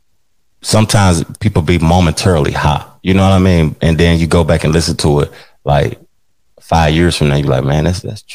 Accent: Tennessee, United States; I'm from Tennessee

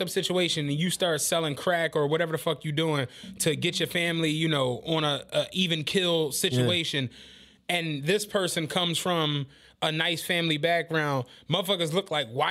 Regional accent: Philadelphia, Pennsylvania, United States; I grew up in Penrose on 77th

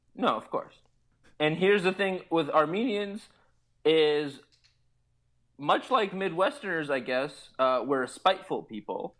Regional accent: Beirut, Beirut Governorate, Lebanon; moved away; growing up in Beirut

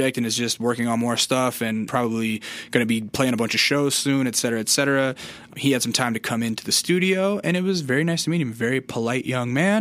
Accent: Alaska, United States; also born or lived in California; now in Los Angeles, United States; when I was growing up in Alaska

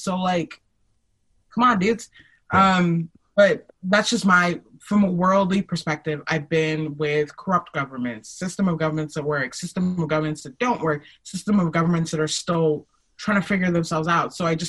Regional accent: Nigeria; I'm Nigerian. That's my political affiliation.

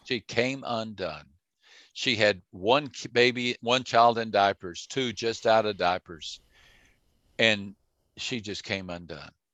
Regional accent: Texas, United States; I grew up in Texas

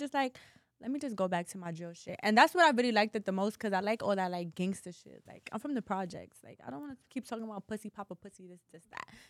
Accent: New York City, New York, United States; also born or lived in Bronx; I'm from New York City, but I'm from Harlem

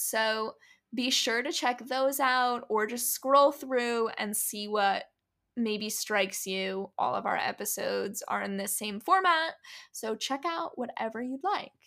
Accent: New Jersey, United States; I'm from North Jersey.

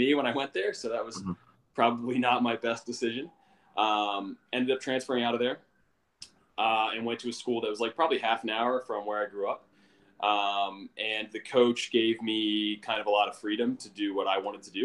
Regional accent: Carroll County, Maryland, United States; also born or lived in Baltimore, Maryland; I grew up in Carroll County, which is like 45 minutes northwest of Baltimore City.

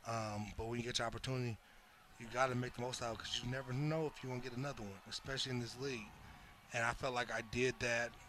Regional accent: Inglewood, California, United States; also born or lived in Los Angeles, California; I grew up in Inglewood. Yep. I grew up in Inglewood, California.

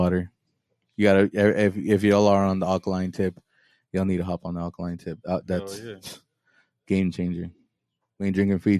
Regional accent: Oceanside, California, United States; growing up in Ocean

